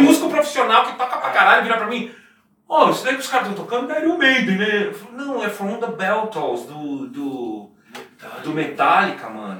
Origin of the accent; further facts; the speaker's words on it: Brazil; eu sou brasileiro